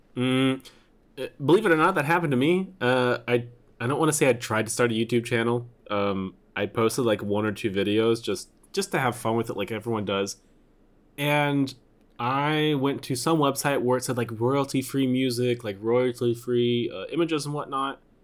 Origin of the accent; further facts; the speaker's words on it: Missouri, United States; I'm from Missouri